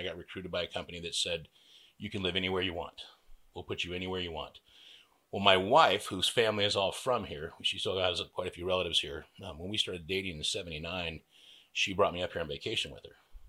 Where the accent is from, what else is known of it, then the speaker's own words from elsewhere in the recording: Napa Valley, California, United States; moved away as an adult; also born or lived in Bay Area, California; now in Bonner County, Idaho, United States; I'm originally from Napa Valley.